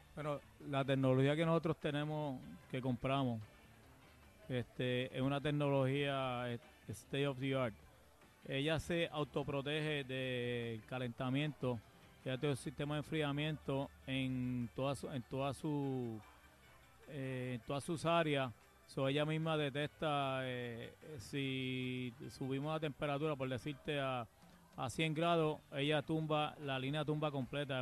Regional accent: Puerto Rico

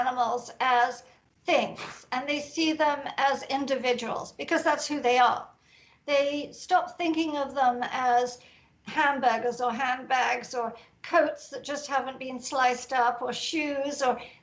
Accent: England, United Kingdom; I'm English

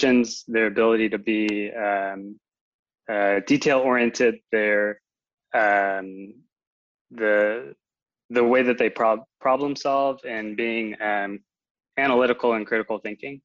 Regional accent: Chicago, Illinois, United States; moved away as an adult; now in Berlin, Germany; I actually grew up in the Chicago area and moved my way out to Berlin to work for Wooga

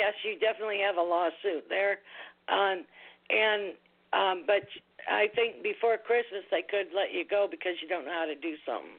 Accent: Michigan, United States; I come from Michigan.

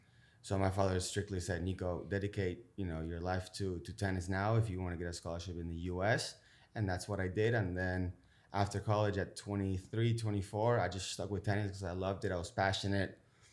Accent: Buenos Aires, Argentina; Originally from Buenos Aires, Argentina.

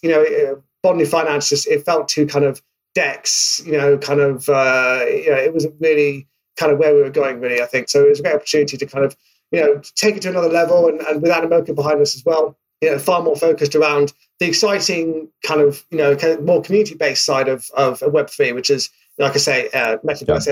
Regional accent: United Kingdom; accent: British; obviously based in the UK. In case my accent didn't give that away

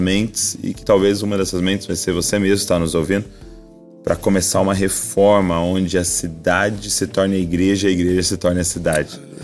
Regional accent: Brazil; como brasileiro

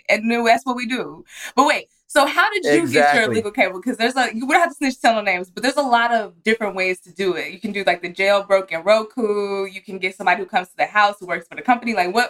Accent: Texas, United States; I'm from Texas.

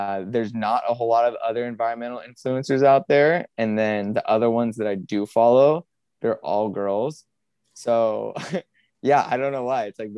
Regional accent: San Diego, California, United States; I grew up in San Diego, California

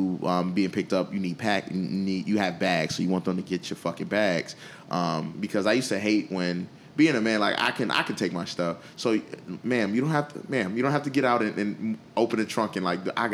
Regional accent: Buffalo, New York, United States; Buffalo, my hometown.

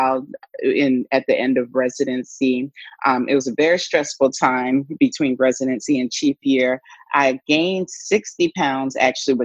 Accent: Atlanta, Georgia, United States; up in the South in Atlanta, Georgia, is where I'm from originally.

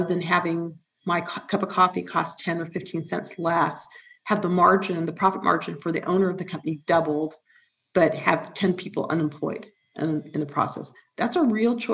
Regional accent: Huntington Beach, California, United States; I grew up in Huntington Beach

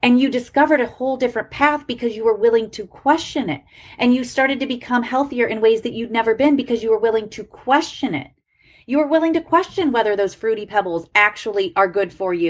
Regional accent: Ohio, United States; I grew up in Ohio.

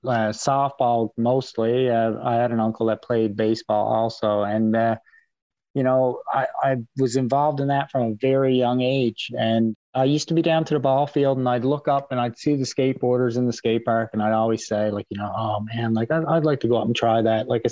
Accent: Pasadena, Newfoundland and Labrador, Canada; I'm from Pasadena, Newfoundland. I grew up in Pasadena, Newfoundland most of my life.

